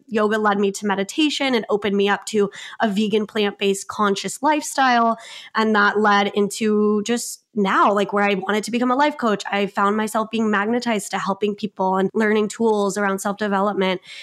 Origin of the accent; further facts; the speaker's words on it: Long Beach, California, United States; I am from Long Beach, California, so pretty much on the border of L A and Orange County. So, I grew up in L A, still here, love this city